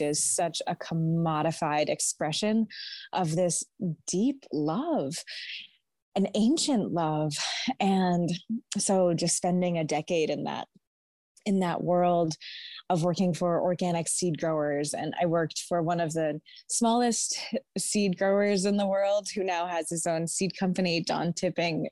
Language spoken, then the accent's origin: English; Naples, New York, United States; I grew up here in the Finger Lakes of Western New York in my father's garden